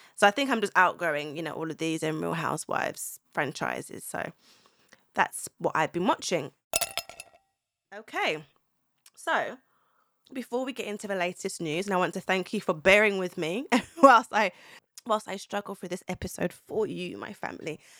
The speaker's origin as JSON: {"language": "English", "country": "Zimbabwe", "said": "I'm from Zimbabwe. I'm Southern African, so Z-, Zimbabwean"}